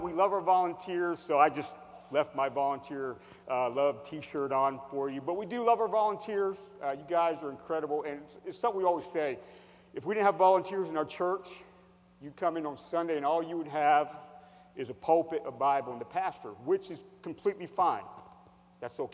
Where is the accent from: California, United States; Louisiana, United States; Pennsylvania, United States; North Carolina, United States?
Pennsylvania, United States; Hershey; I'm from Hershey, Pennsylvania